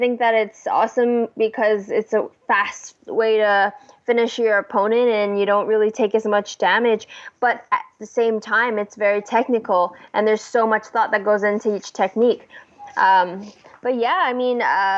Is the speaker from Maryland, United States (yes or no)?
no; Hawaii, United States; also born or lived in Vancouver, British Columbia, Canada; I was born in Vancouver, BC. We moved around a couple of times until moving over to Hawaii when I was 7.